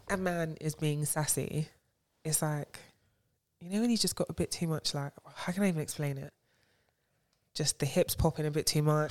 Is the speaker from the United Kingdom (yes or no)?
no; Nigeria; being Nigerian